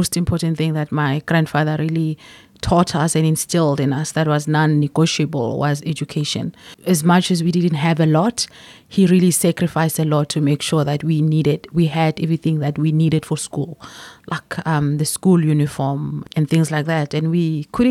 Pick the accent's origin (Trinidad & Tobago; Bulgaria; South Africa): South Africa; Belfast, Mpumalanga; Born and raised in a small town in Belfast called Mpumalanga